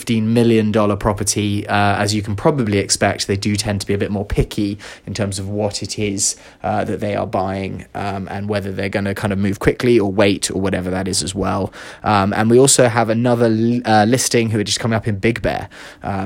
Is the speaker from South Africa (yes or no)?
no; London, United Kingdom; now in Los Angeles, United States; I'm from London and she's from Chicago, we both live